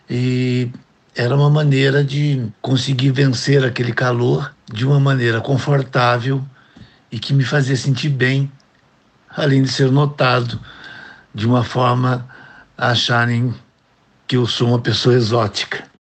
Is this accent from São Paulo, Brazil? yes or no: yes; Itapeva, São Paulo, Brazil; also born or lived in Rio de Janeiro / Angola; morei a minha vida inteira em São Paulo, também morei no Rio, em Angola, na África, mas eu sou essencialmente itapevense.